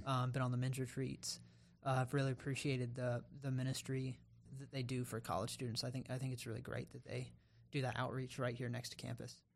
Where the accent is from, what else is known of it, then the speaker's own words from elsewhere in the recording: Raleigh, North Carolina, United States; moved away as an adult; now in Columbia, United States; I grew up in Raleigh, North Carolina, the capital city of North Carolina